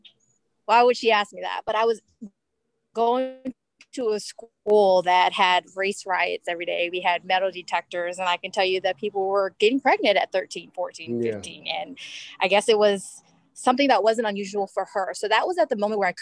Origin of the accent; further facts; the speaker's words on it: Maryland, United States; also born or lived in New York; I was born here, born and raised in Maryland